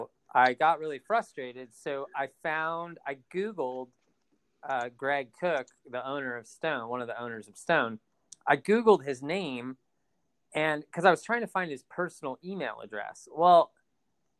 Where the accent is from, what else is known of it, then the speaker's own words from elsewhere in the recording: Escondido, California, United States; also born or lived in Minnesota / Bay Area; growing up in Escondido